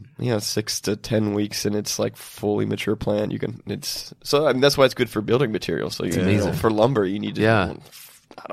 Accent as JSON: {"language": "English", "region": "Kentucky", "country": "United States", "moved": "yes", "said": "I'm originally from Kentucky"}